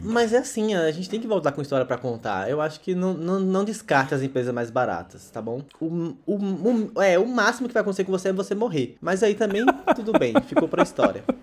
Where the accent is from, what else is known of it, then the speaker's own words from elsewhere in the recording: Bahia, Brazil; eu sou baiano